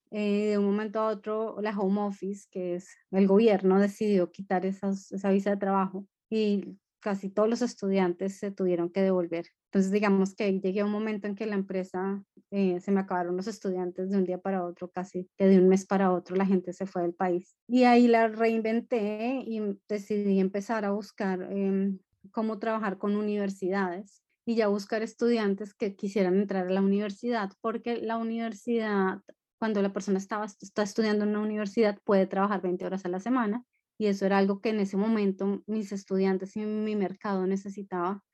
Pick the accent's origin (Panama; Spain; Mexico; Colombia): Colombia; moved away as an adult; now in London, United Kingdom; Nací en Colombia, eh, viví en Colombia hasta los 24 años